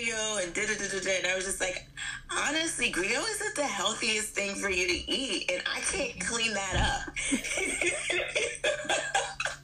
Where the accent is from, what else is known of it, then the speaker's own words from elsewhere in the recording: United States; I was born here in America